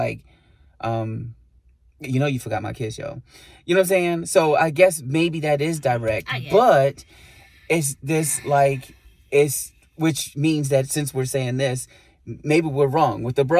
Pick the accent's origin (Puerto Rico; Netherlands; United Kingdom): Puerto Rico; born there; also born or lived in Bronx, New York; And although I was born in Puerto Rico, I wasn't fully educated there.